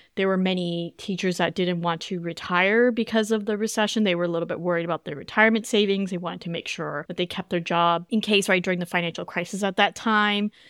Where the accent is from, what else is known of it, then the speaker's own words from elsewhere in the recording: Canada; moved away as an adult; I grew up in Canada